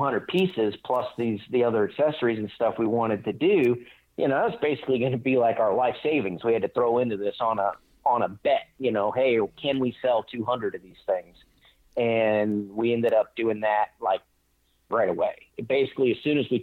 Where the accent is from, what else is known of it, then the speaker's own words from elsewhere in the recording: Northwest Florida, United States; moved away as an adult; also born or lived in Colorado; I grew up in the Southeast in Northwest Florida